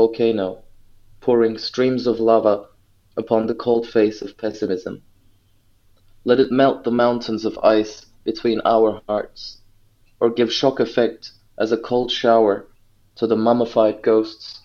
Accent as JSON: {"language": "English", "region": "Ankara", "country": "Turkey", "tie": "born or raised there", "moved": "as an adult", "said": "I grew up in Ankara. I was born there in the capital of Turkey."}